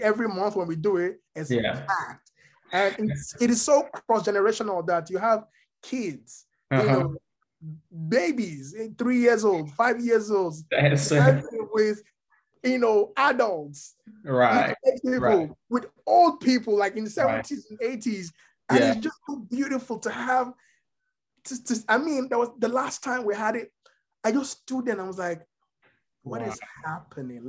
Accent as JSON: {"language": "English", "country": "Nigeria", "tie": "born or raised there", "moved": "as an adult", "lives_now": "United States", "said": "So yeah, I grew up in Nigeria for the latter part of my life. I'm Yoruba"}